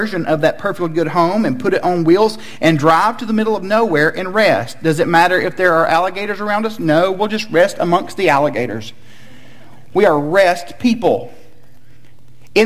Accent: Chattanooga, Tennessee, United States; I grew up in Chattanooga, Tennessee, home of the Chattanooga Lookouts.

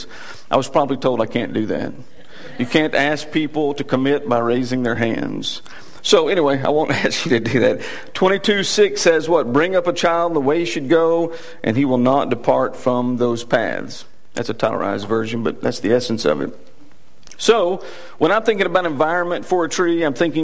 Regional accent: Texas, United States; accent: Texas; my Texas accent

